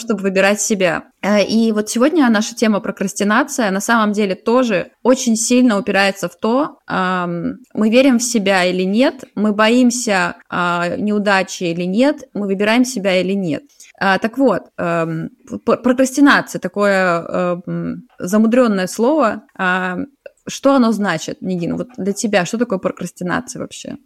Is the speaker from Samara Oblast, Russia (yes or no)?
no; Saint Petersburg, Russia; now in Zurich, Switzerland; я из Питера, а сейчас живу в Цюрихе